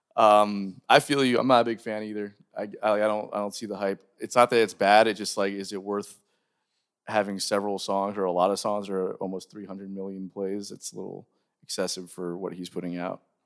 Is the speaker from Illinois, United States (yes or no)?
no; Florida, United States; also born or lived in Jacksonville; since we're both from Florida